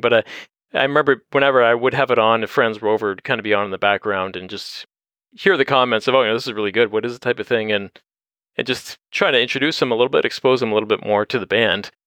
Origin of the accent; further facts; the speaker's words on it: Windsor, Ontario, Canada; now in London, Canada; I grew up in Windsor